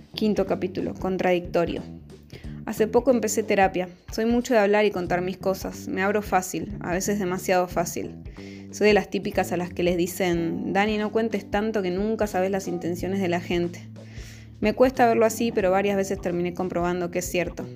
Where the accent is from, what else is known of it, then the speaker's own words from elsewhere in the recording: Buenos Aires, Argentina; moved away as an adult; Tengo 32 años, nací en Buenos Aires y soy la menor de cuatro hermanos